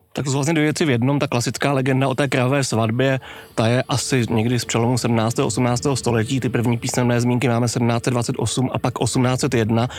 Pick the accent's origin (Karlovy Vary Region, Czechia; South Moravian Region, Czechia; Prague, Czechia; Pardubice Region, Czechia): Prague, Czechia; kde jsem bydlel v dětství v Dejvicích